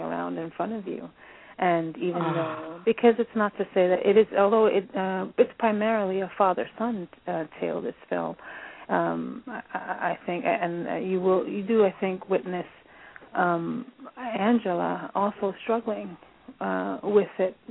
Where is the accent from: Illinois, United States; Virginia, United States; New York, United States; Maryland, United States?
New York, United States; New York City; moved away; I'm born and raised in the Bronx